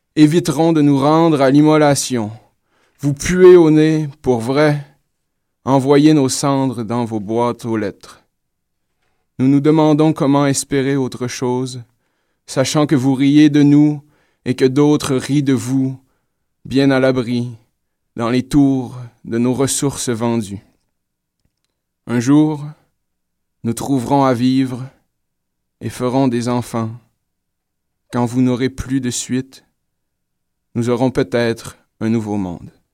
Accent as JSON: {"language": "French", "town": "Saguenay", "region": "Quebec", "country": "Canada", "said": "je suis du Saguenay"}